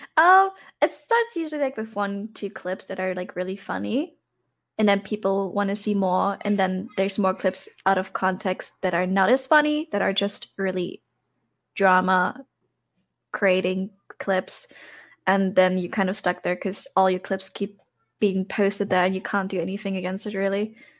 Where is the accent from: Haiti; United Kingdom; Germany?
Germany; also born or lived in Thailand; I grew up in Germany, born and raised here, m, lived for two years in Thailand, but now I'm back due to corona.